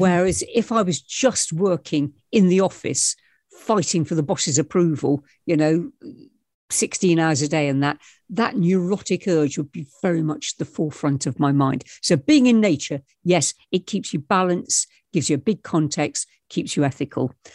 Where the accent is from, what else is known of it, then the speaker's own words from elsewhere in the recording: England, United Kingdom; I was born in England and I'm, I'm living in England